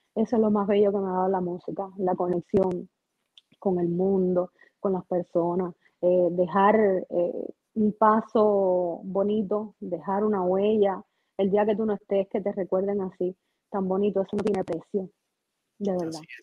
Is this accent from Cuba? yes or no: yes; Las Tunas, Cuba; moved away as an adult; also born or lived in Mexico; now in Miami, United States; yo no estoy en Cuba, soy cubana, pero no vivo en Cuba